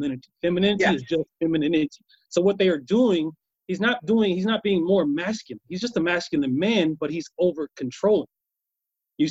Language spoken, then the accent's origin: English; Kansas, United States; moved away; I come from Kansas, right? I was raised by my grandfather. The first 12 years of my life is back and forth from a farm